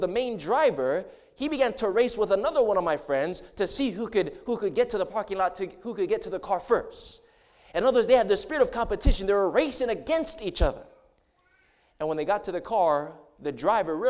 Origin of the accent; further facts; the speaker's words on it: Hawaii, United States; moved away; I grew up in Hawaii. That's where I'm from